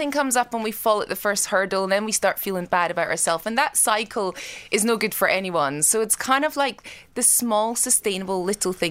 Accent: Scotland, United Kingdom; I grew up in Scotland. Uh, I come from a farm in the middle of nowhere.

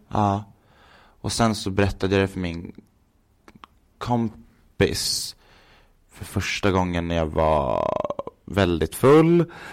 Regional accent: Gävle, Gävleborg County, Sweden; moved away as an adult; now in Stockholm, Sweden; jag är uppvuxen i Gävle

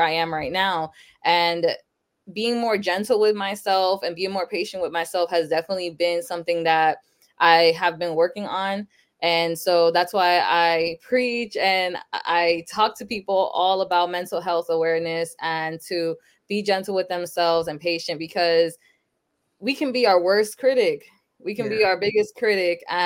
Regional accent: Sanford, Florida, United States; also born or lived in Lawrence, Massachusetts; I was born in Sanford, Florida, but then when I was about 6 months old, my parents moved to Massachusetts. So I lived in Lawrence, Massachusetts up until I was 10. So in 2006, I moved back to Florida, back to Sanford too. So I've been here since.

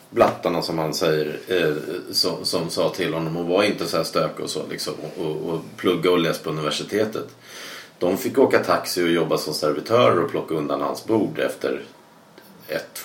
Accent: Sweden; Det har du inte ens som jag som svensk.

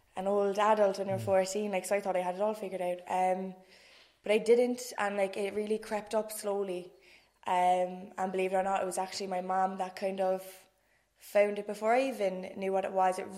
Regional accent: Cork, Munster, Ireland; I'm 26, from Dublin Hill. Posh Nori, as you might say

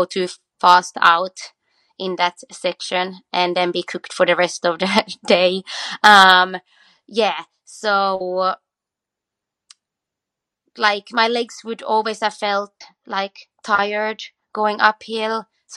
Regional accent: Australia; we come from Australia

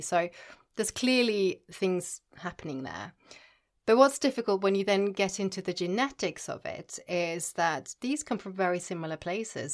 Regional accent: Norway; moved away; I grew up in Norway

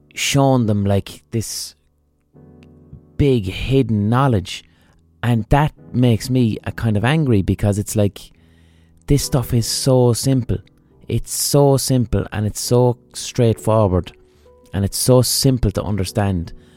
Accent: Limerick, Munster, Ireland; I'm from Limerick

